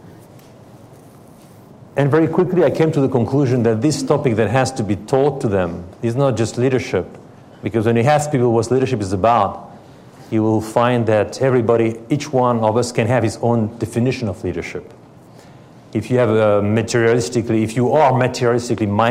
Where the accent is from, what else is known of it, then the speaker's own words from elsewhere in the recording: France; English is a second language; moved away as an adult; also born or lived in Paris, France / Helsinki, Finland; I was born in France from, my grandparents, two of my grandparents are Russian.